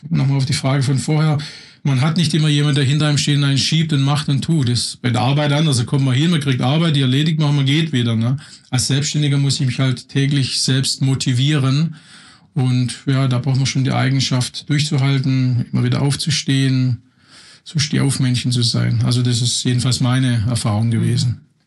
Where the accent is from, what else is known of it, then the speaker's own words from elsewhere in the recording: Swabian household, Baden-Württemberg, Germany; moved away as an adult; also born or lived in Berlin; ich komme aus einem erzkonservativen schwäbischen Haushalt, scharfe, scharfe Häuslebauer